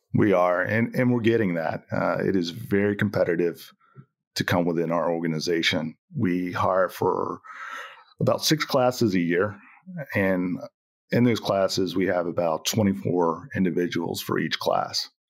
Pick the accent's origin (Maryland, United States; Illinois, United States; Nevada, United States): Maryland, United States; Cambridge; moved away; I grew up on the, uh, eastern shore of Maryland, uh, Cambridge, Maryland.